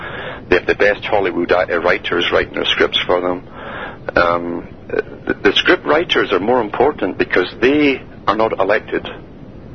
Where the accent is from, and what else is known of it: Canada